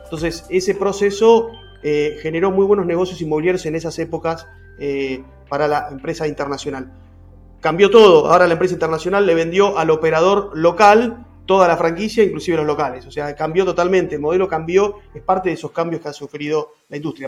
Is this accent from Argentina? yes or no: yes; Argentina; mi país